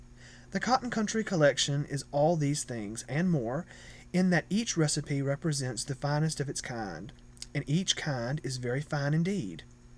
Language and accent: English; Florida parishes, Louisiana, United States; I'm from the Florida parishes, which are the parishes east of the Mississippi River and north of Lakes Maurepas Pontchartrain.